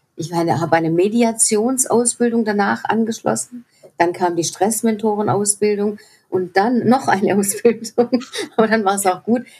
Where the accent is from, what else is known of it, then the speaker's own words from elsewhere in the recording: Swabia, Germany; ich komme aus dem Schwäbischen auch noch, Heus-, Schaffe, Schaffe, Häusle-Bauer